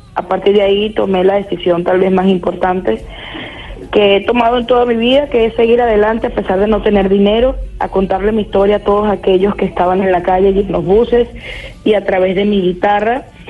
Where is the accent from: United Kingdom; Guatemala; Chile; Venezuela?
Venezuela; moved away as an adult; now in Lima, Peru; mi país